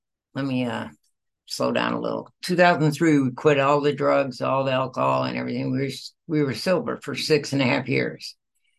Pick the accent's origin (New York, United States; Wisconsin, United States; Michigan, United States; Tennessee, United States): Michigan, United States; I was born and raised in the Midwest, Michigan, and I had four brothers, no, five brothers and a sister